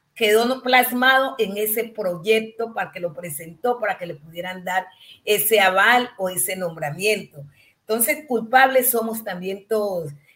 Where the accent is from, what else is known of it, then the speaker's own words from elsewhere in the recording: Colombia; somos colombianos y colombianas